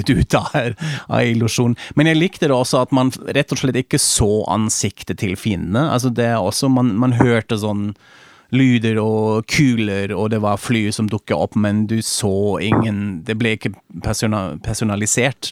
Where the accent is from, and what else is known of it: Germany